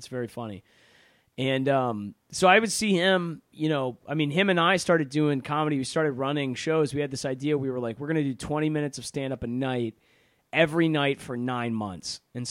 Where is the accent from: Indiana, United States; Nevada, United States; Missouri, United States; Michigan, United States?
Michigan, United States; also born or lived in Chicago; now in Texas, United States; That's actually why I'm back in Michigan. I'm going to vote here in person on the 3rd because my vote is extremely important to have in my home state.